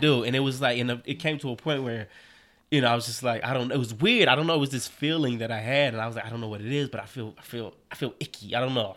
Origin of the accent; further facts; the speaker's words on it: Cleveland, Ohio, United States; moved away as an adult; now in New York, United States; I'm originally from Cleveland, Ohio.